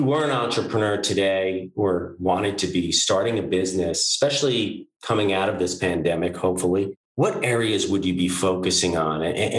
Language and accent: English; New York City, New York, United States